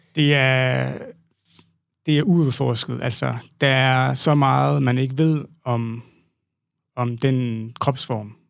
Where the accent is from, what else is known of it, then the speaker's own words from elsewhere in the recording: Southern Jutland, Southern Denmark, Denmark; moved away; jeg startede øh, ud som øh, sproglig studerende øh, hjemme i Sønderjylland